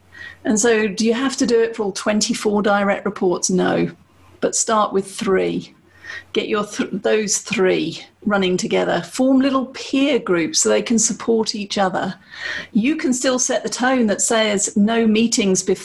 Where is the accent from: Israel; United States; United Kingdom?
United Kingdom; I'm British